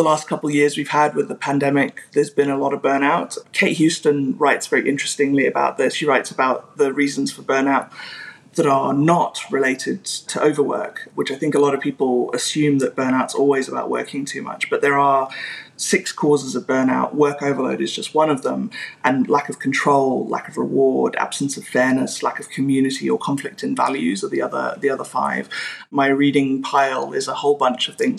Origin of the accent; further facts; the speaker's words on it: South Africa; I grew up in South Africa